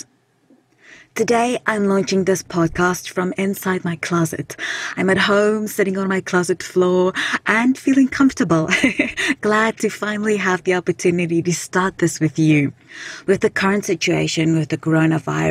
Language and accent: English; South Africa; now in British Columbia, Canada; I'm originally from South Africa